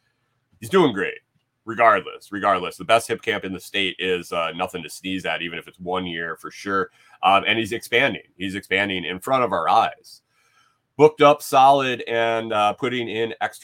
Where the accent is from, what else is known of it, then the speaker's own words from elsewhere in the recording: Bath, New York, United States; Where are you from? I'm from New York. Oh, Manhattan? Mm-mm. Bath. 8,000 people, ma'am. Not New York City.